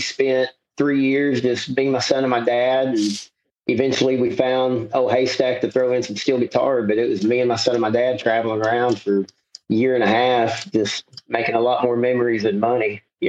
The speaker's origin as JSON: {"language": "English", "town": "Dallas", "region": "Texas", "country": "United States", "tie": "born or raised there", "also_born_or_lived": "Fort Worth", "said": "I'm kind of a mutt of Dallas and Fort Worth. You know, my dad is a native of Mansfield, and then my mom's a native of Irving, which are Dallas and Tarrant County. And I bounced between the two growing up"}